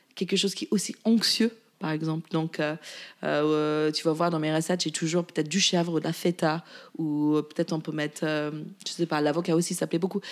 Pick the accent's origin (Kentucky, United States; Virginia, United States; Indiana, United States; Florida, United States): Virginia, United States; French is a second language; moved away as an adult; also born or lived in La Rochelle, France; now in Paris, France; j'ai grandi en Virginie, côté Est